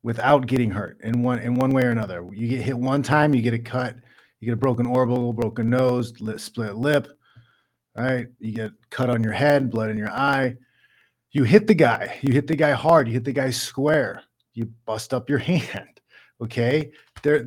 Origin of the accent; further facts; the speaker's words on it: Midwest, United States; I'm from the Midwest